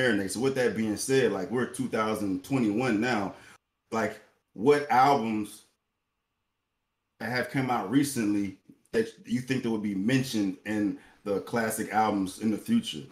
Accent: the South, United States; I'm from the South

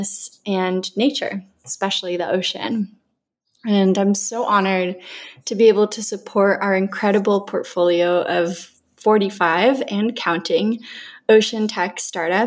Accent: Colombia; now in California, United States; growing up in Colombia, surrounded by all the lush forests and beautiful beaches and such a diverse ecosystem

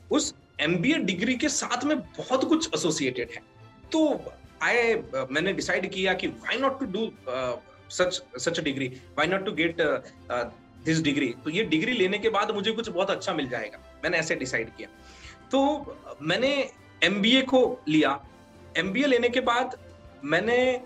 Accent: Aurangabad, Maharashtra, India; moved away as an adult; now in Udaipur, India; I belongs to Udaipur but I born and bought in Maharashtra and Aurangabad

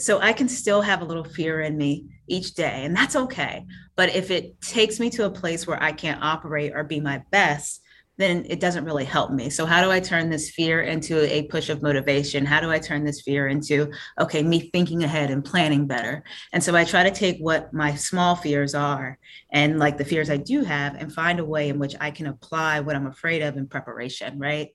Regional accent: Fayetteville, North Carolina, United States; Born and raised in Fayetteville, North Carolina

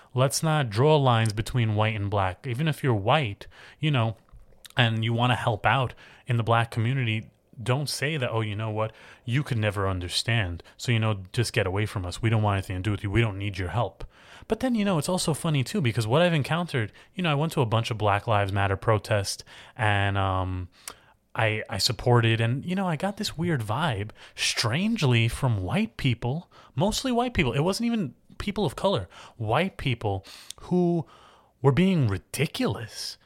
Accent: United States; I'm an American, I have the right to vote.

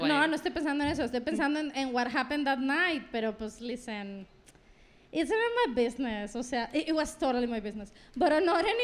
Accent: Querétaro, Mexico; hola, yo soy de Querétaro. no, pero eh, soy de Querétaro, pero voy para Mazatlán.

